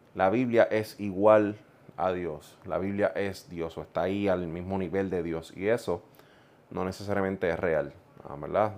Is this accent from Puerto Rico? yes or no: yes; Puerto Rico; also born or lived in Ponce, Puerto Rico; yo soy del centro de la isla, de Juntas Puerto Rico, nacido en Ponce. Y crecí en un hogar no necesariamente cristiano.